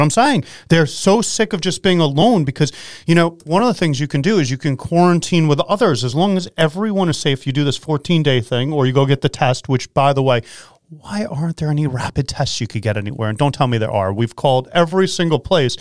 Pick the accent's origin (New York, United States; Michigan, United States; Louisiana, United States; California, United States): New York, United States; I am a New Yorker